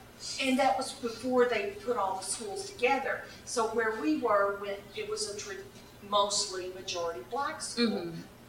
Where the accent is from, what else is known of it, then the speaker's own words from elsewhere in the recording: Madisonville, Kentucky, United States; also born or lived in Greenville; I was born in Greenville and raised in Madisonville.